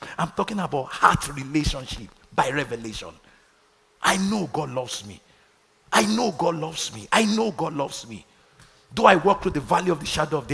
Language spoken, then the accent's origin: English; Nigeria; moved away; growing up in Nigeria